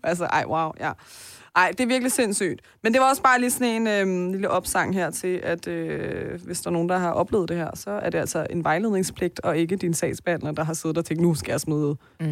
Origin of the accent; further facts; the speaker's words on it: Denmark; Selvom jeg er født og opvokset her, men fordi jeg har dobbelt statsborgerskab